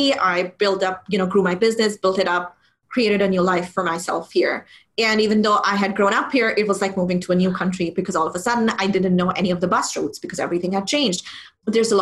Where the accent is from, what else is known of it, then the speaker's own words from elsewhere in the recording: Pakistan; moved away as an adult; also born or lived in United Arab Emirates; born and brought up in Pakistan, but I moved to the UAE in 2007.